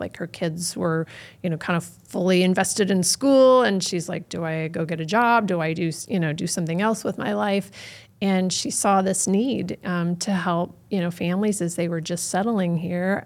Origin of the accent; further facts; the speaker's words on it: North County, Missouri, United States; I grew up in North County